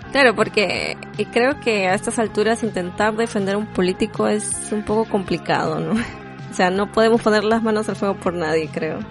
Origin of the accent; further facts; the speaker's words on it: Peru; moved away; nosotros somos peruanos, pero actualmente no vivimos ahí